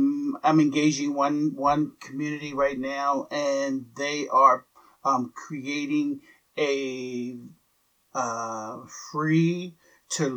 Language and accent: English; Philadelphia, Pennsylvania, United States; I grew up in Philadelphia